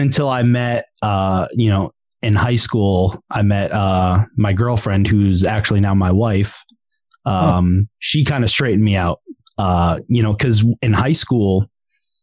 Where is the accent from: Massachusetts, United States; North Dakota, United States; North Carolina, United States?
Massachusetts, United States; South Shore; I grew up South Shore, Mass